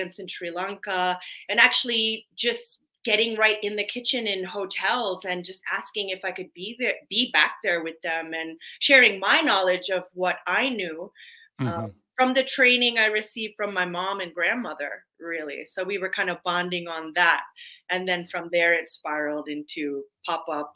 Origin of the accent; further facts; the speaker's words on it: Washington, District of Columbia, United States; I was born in Washington, DC